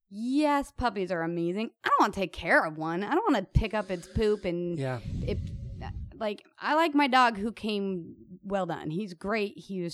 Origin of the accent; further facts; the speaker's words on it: Kansas City, Missouri, United States; also born or lived in Denver, Colorado; now in Los Angeles, United States; I grew up in Kansas City. My grandparents lived where I was born, which is Denver.